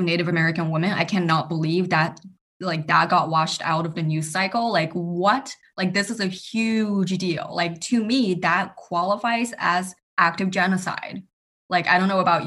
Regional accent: China; I'm Chinese

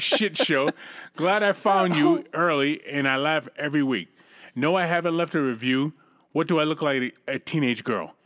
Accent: United States; I'm an American

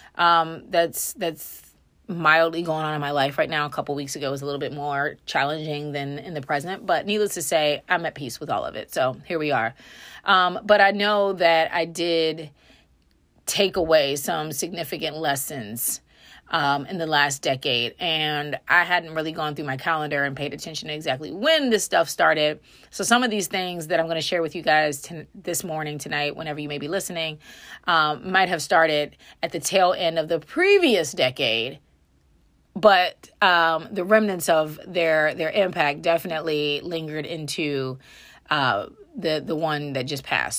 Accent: Frederick, Maryland, United States; moved away as an adult; also born or lived in Texas; my real friends being people that I had just graduated high school with in Frederick, Maryland

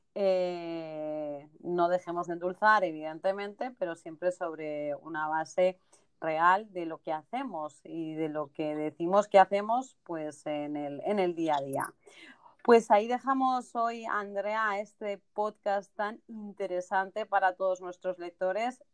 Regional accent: Spain; now in United States; los que somos españoles desde chiquititos, desde pequeños, que llevamos esas zapatillas.

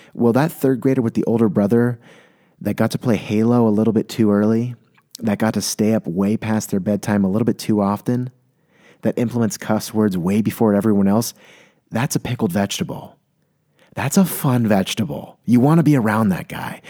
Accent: San Diego, California, United States; born or raised there; moved away as an adult

